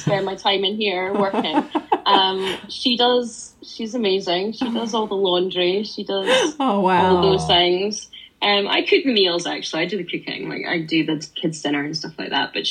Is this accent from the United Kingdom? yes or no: yes; Scotland, United Kingdom; I'm Scottish and I'm based in Scotland